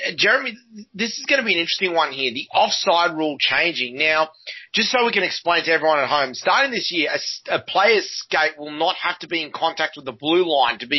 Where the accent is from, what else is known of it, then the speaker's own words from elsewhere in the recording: Australia; what we're used to in Australia